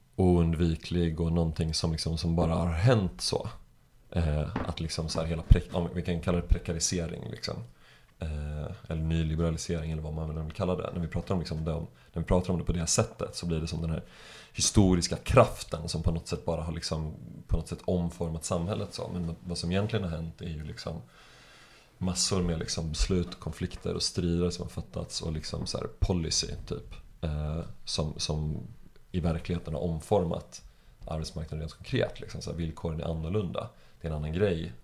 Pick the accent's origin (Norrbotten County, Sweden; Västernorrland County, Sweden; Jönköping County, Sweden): Jönköping County, Sweden; Jönköping; now in Stockholm, Sweden; jag växte upp i Jönköping